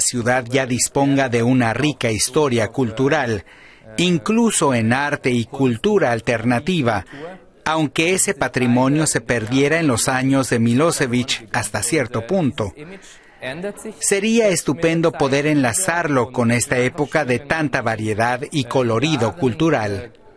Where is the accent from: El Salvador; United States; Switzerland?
Switzerland; moved away as an adult; now in Belgrade, Serbia; en Berna o Zurich, de donde yo soy